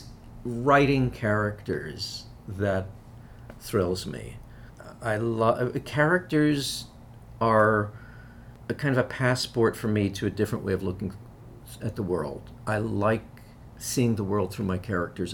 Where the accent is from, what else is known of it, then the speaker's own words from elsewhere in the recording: New York, United States; I grew up in New York, a polyglot city